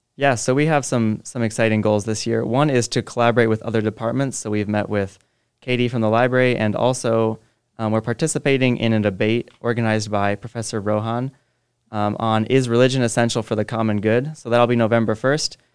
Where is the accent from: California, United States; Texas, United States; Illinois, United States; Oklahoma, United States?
Illinois, United States; Jacksonville; now in Quincy, United States; I grew up near Jacksonville, but I came here for a tech